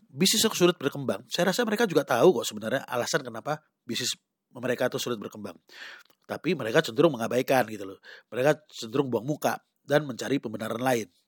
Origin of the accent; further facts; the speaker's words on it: Sumatra, Indonesia; Nah, saya pribadi sebagai orang Sumatera gitu loh, eh, saya suka makan pempek.